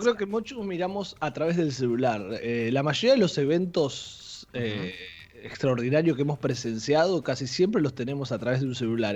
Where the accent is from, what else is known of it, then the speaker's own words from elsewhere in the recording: Saladillo, Buenos Aires Province, Argentina; el viaje mío era venir acá a Capital, a Buenos Aires, en tren, porque yo soy de Saladillo